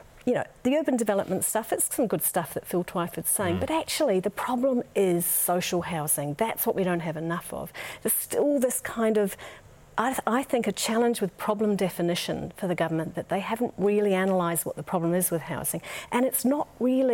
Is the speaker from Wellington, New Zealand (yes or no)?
yes; Wellington, New Zealand; I come from the Wellington region